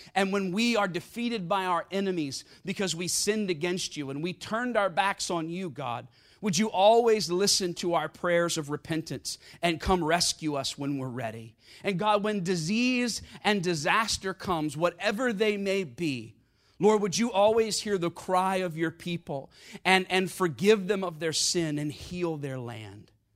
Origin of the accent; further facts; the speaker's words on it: South Carolina, United States; I grew up in South Carolina with a gun in my hand and a hymn book in the other hand